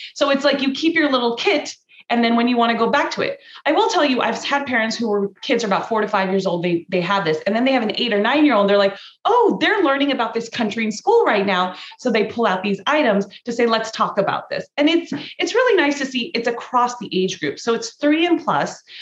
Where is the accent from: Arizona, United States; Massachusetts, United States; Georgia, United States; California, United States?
California, United States; Cerritos; I was born in Cerritos, California. I was raised in Cerritos